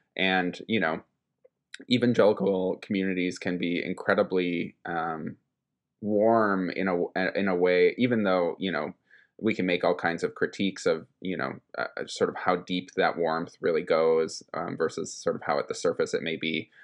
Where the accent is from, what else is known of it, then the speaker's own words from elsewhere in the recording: Minnesota, United States; moved away as an adult; also born or lived in East Coast; I moved back to my home state of Minnesota from, after having spent the better part of a decade off on the East Coast